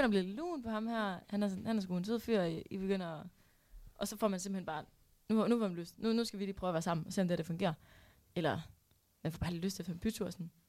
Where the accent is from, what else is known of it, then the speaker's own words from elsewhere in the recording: Aarhus, Central Denmark Region, Denmark; Og jeg kommer endda